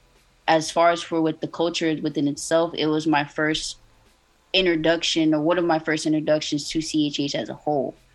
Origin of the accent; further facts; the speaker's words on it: Miami, Florida, United States; born and raised in Miami, Florida, so 305 baby